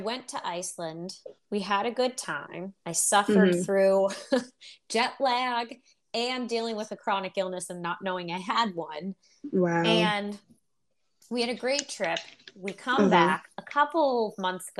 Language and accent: English; Pittsburgh, Pennsylvania, United States; I grew up in Pittsburgh, Pennsylvania. That's where we live.